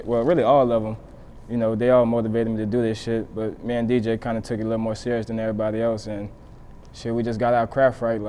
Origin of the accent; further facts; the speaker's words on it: New Orleans, Louisiana, United States; I'm from the 7 Ward downtown, okay. Parker Street.